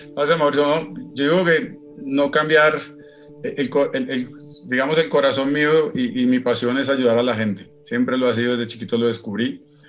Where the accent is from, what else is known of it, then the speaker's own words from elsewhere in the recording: Bogotá, Colombia; moved away as an adult; also born or lived in Dubai; mi tierrita, en Bogotá